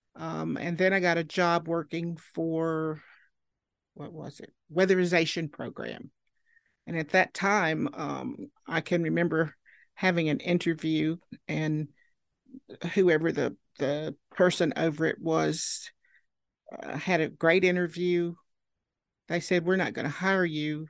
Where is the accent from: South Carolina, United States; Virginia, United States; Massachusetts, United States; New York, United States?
Virginia, United States; Marion; I was born in Marion, Virginia, and, uh, went to school there